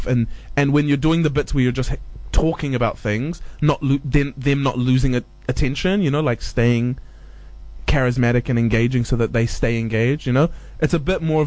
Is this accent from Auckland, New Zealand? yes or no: yes; Auckland, New Zealand; also born or lived in Hamilton; I grew up in Auckland, I went to high school in Hamilton